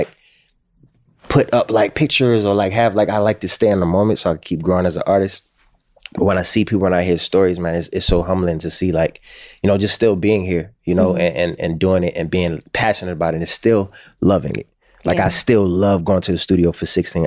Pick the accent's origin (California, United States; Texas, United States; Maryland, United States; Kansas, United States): Maryland, United States; Baltimore; since I was a kid growing up in Baltimore